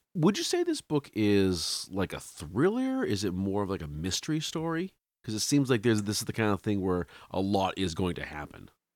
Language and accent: English; Salem, Massachusetts, United States; moved away; I'm from Salem originally, Salem, Mass